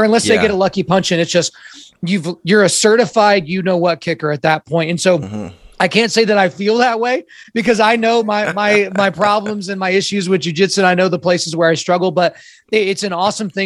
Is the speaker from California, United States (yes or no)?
no; Oklahoma, United States; I was born in Oklahoma